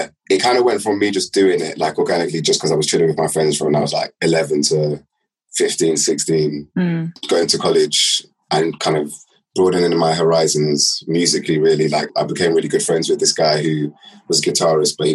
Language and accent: English; London, United Kingdom; I left West London as quickly as I could, because it's tiny